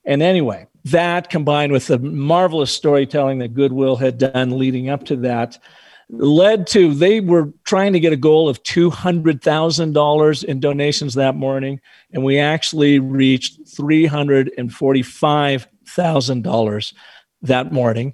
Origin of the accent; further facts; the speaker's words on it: Pacific Northwest, United States; also born or lived in northern Arizona; now in Arizona, United States; I grew up in the Pacific Northwest, and our babysitter was Stevens Pass